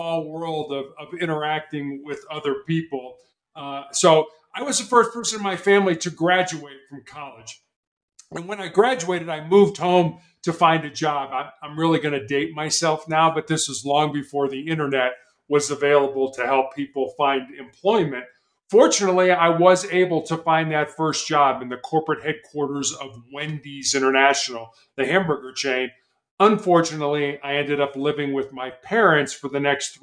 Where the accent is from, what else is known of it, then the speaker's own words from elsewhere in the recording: Chicago, Illinois, United States; I was born and raised in Chicago, Illinois